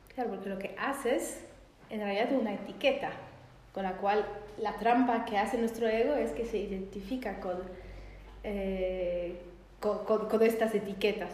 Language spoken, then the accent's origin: Spanish; Poland; moved away as an adult; now in Argentina; soy de Polonia y me mudé para vivir acá